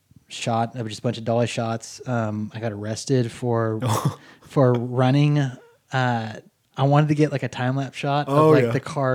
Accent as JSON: {"language": "English", "area": "East Bay of San Francisco", "region": "California", "country": "United States", "tie": "born or raised there", "also_born_or_lived": "Northridge, California", "moved": "as an adult", "lives_now": "Beverly Hills, United States", "said": "And then when I was seven, my family, or five, I can't remember, my stepdad and my mom moved up to the East Bay of San Francisco. Okay. I grew up there pretty much until I was about 18."}